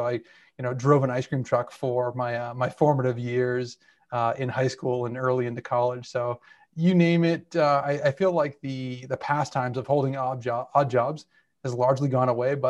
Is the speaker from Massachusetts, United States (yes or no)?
yes; Boston, Massachusetts, United States; So immediate family is not that big. Mother, father, and I had an older sister, but I'm Italian.